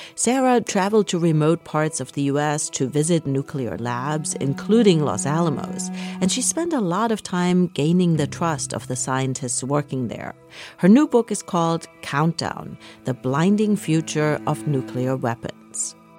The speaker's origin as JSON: {"language": "English", "country": "Germany", "tie": "born or raised there", "moved": "yes", "said": "I grew up in Germany."}